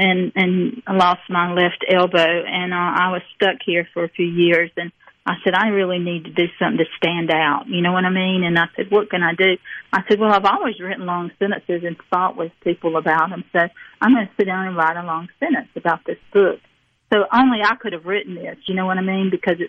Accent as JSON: {"language": "English", "region": "the South", "country": "United States", "said": "especially as a Southerner, I wanted to write a long sentence."}